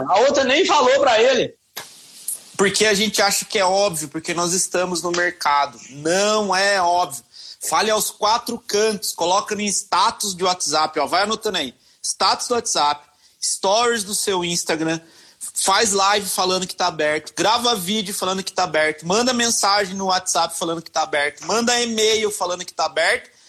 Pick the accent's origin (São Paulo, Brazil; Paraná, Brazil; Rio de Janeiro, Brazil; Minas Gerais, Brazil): Minas Gerais, Brazil; pessoal, tenho que contar uma história, porque senão eu não sou mineiro.